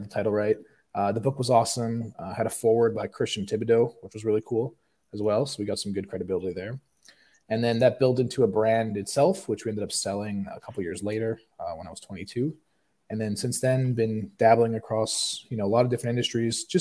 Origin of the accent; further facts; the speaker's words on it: Toronto, Ontario, Canada; now in Scottsdale, United States; I'm originally from Canada